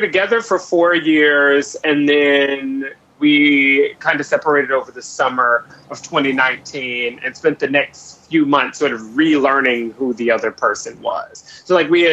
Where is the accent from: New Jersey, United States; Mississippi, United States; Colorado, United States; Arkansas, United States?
Mississippi, United States; moved away as an adult; now in New York, United States; Mississippi where I grew up